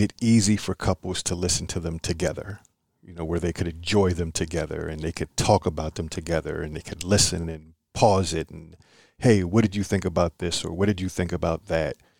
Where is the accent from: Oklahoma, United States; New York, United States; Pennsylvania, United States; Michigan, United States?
Pennsylvania, United States; Philadelphia; I'm from Philly